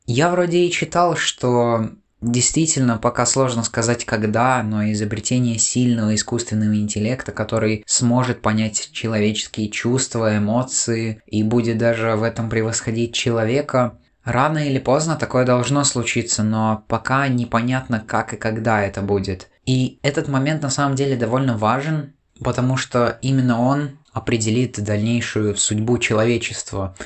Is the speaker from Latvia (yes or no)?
yes; Latvia; у нас здесь творится